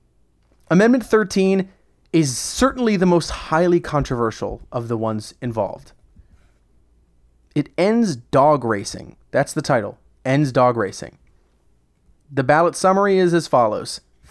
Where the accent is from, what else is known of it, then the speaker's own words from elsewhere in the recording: Altamonte Springs, Florida, United States; my hometown of Altamont Springs.